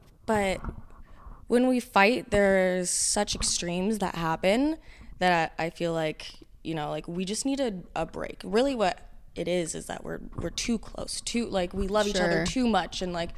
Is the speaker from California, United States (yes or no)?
yes; Huntington Beach, California, United States; I'm from Huntington Beach, California.